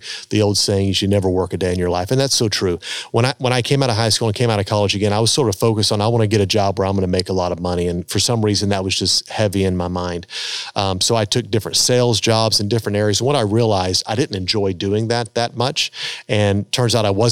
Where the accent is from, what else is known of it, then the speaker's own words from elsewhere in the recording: United States; growing up in America and kind of living the lifestyle we live here